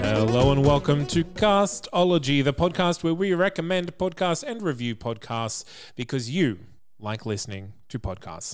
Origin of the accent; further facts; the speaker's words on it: Australia; as an Australian person myself